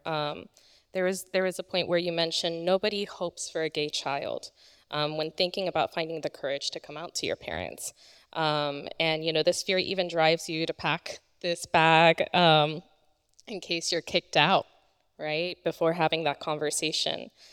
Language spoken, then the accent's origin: English; Polk County, Florida, United States; I grew up in Polk County